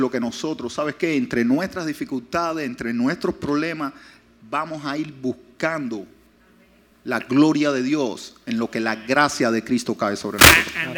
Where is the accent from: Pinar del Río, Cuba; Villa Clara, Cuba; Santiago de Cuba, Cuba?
Pinar del Río, Cuba; also born or lived in Hialeah, Florida; now in West Palm Beach, United States; son del lugar que yo salí, Pinar de Río